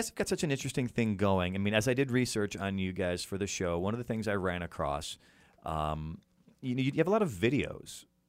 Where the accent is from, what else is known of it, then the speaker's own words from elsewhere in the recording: outside of Chicago, Illinois, United States; I grew up outside of Chicago.